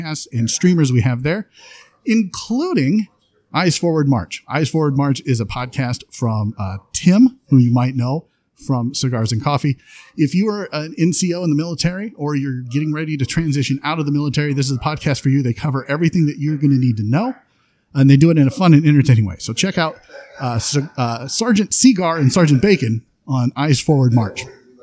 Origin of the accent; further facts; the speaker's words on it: Davenport, Iowa, United States; moved away as an adult; now in Cedar Rapids, United States; I grew up here